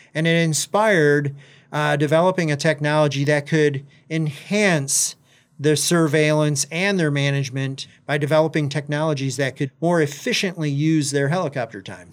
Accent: Alma, Michigan, United States; moved away as an adult; also born or lived in Maui, Hawaii; now in Gainesville, United States; I was born and raised in Michigan, uh, from Elma, Michigan, which is right in the middle of the mitten

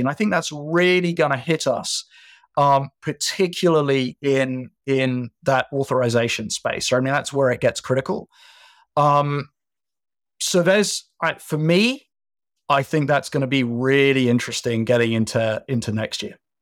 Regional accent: United Kingdom; being British

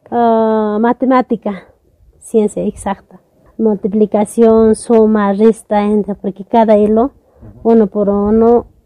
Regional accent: Tarabuco, Chuquisaca, Bolivia; Bienvenido a Yampara, yo soy la tejedora de cultura Yampara. De Tarabuco vengo

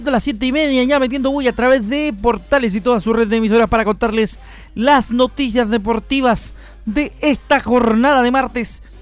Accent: Curicó, Maule, Chile; Algo para los que somos de acá de Curicó, sentirse orgulloso de la victoria del albirrojo, así que saludos cordiales a todos los curicanos por el mundo.

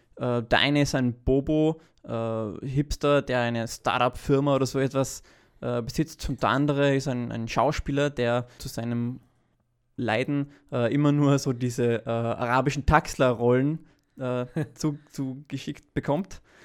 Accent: Vienna, Austria; wir als Wiener, die mitten äh, im 20. Bezirk leben

